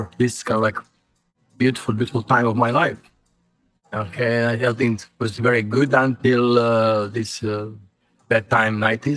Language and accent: English; Bosnia & Herzegovina; I'm from the central ex-Yugoslavia. Now it's Bosnia. I'm Serb from Bosnia